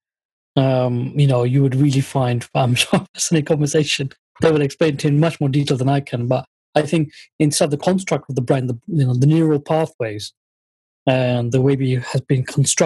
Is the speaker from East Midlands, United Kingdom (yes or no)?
no; Luton, East of England, United Kingdom; first language Bengali; And I born in the UK. We were born in Luton, actually.